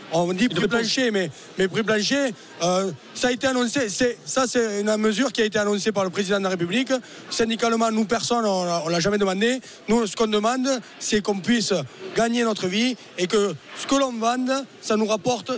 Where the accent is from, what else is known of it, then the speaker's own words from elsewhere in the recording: Lot-et-Garonne, Nouvelle-Aquitaine, France; chez nous à Lot-et-Garonne